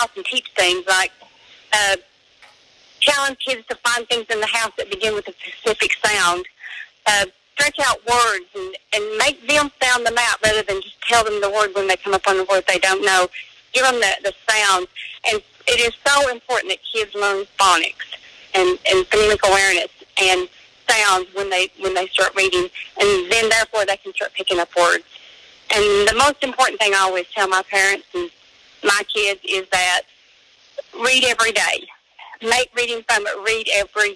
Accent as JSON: {"language": "English", "region": "Eastern Kentucky", "country": "United States", "said": "I'm from Eastern Kentucky. I work in Pike County."}